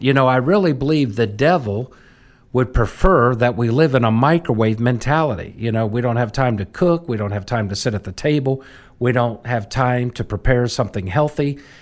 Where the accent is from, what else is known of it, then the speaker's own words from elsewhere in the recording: Washington, District of Columbia, United States; I literally almost was born into the hallways of that capital. My mom worked for the U S Capitol Historical Society, and, uh, my dad was with the U S Capitol Police